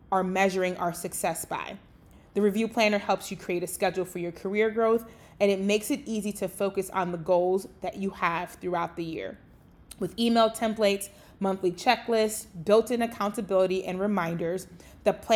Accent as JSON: {"language": "English", "town": "Chicago", "region": "Illinois", "country": "United States", "said": "I'm from Chicago"}